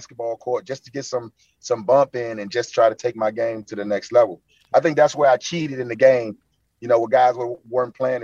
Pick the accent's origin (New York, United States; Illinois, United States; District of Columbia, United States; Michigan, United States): District of Columbia, United States; Washington; I grew up in Northwest, so I was like right down the street from the Capitol.